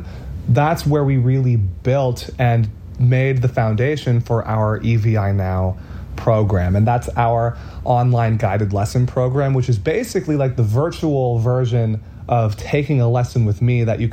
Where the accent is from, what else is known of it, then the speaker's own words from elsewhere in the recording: Boston, Massachusetts, United States; we are from the Boston area, Boston, Massachusetts